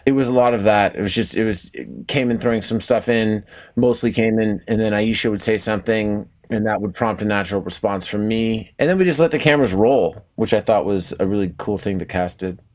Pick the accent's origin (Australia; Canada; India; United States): Canada; moved away; the Canadian in me